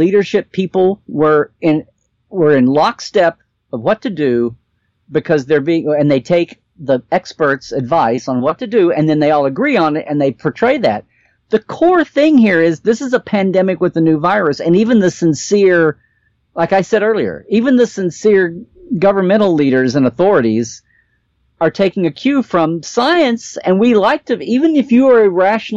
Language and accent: English; Oklahoma, United States; now in California, United States; I grew up in Oklahoma